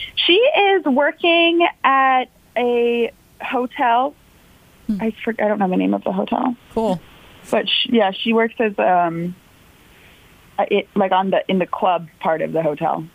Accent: Sarasota, Florida, United States; born or raised there

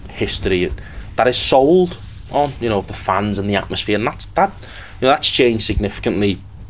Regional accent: Liverpool, North West England, United Kingdom; We are from Liverpool.

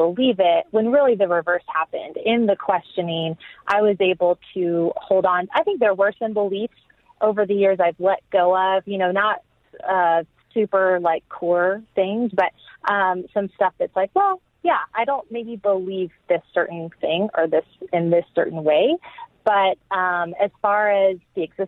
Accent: Texas, United States; also born or lived in England; now in Austin, United States; I grew up in the Bible Belt in Texas

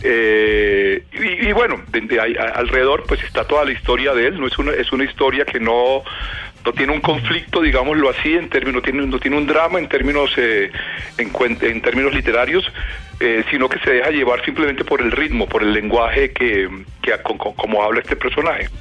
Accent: Valledupar, Cesar, Colombia; algo que crecí oyendo en Valledupar

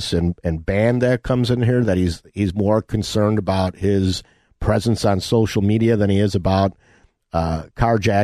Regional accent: Elmhurst, Illinois, United States; my hometown of Elmhurst

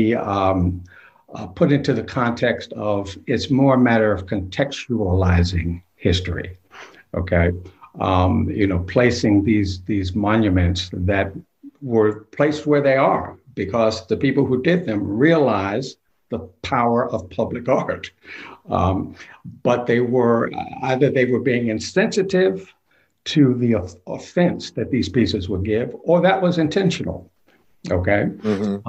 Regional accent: Savannah, Georgia, United States; also born or lived in Portsmouth, New Hampshire, United States; I'm in my hometown of Savannah

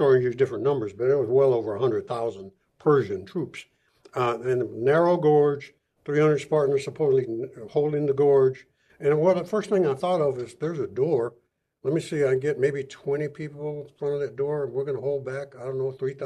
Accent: San Antonio, Texas, United States; I grew up in San Antonio. I was born and raised

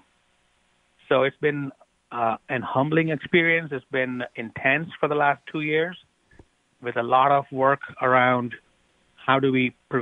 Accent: India; moved away as an adult; now in United States; I grew up in India. And I did my training in medical school also in India

